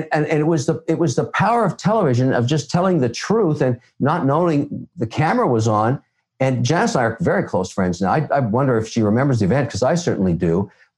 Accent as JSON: {"language": "English", "town": "Montreal", "region": "Quebec", "country": "Canada", "tie": "born or raised there", "also_born_or_lived": "Toronto / Boston", "moved": "yes", "lives_now": "Miami, United States", "said": "We kind of grew up in Boston. And then I'm not a big fan of the Nor'easter. I was actually born in Montreal where winter is really cold. And you know, I grew up in countries like Cyprus and Ethiopia and Tunisia because my dad worked for the United Nations."}